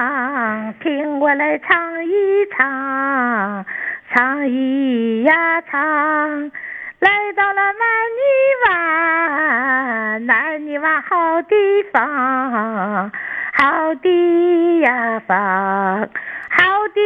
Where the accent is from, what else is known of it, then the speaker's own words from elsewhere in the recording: Dalian, Liaoning, China; 大连人啊，